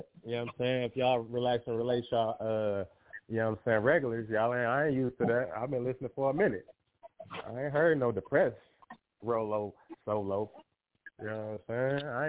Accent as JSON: {"language": "English", "town": "Detroit", "region": "Michigan", "country": "United States", "tie": "born or raised there", "said": "Shout out my hometown, Detroit."}